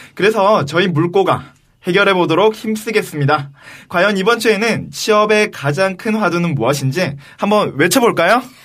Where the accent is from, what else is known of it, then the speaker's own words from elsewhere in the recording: Busan, South Korea; accent: Busan dialect; moved away; 제가 아무래도 출신이 부산에서 왔다 보니까